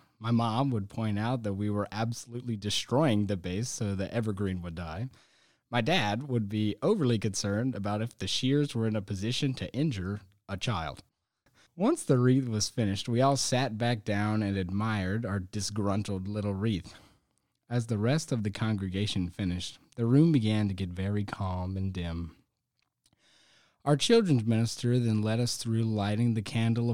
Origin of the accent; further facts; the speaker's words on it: Charlotte, North Carolina, United States; When I was growing up in Charlotte, my family always went to the Advent wreath-making dinner